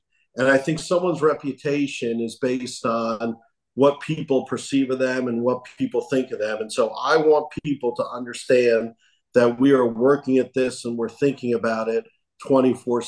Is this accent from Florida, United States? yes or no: yes; South Miami, Florida, United States; I was actually born in South Miami, South Miami Hospital. And so I am a native Floridian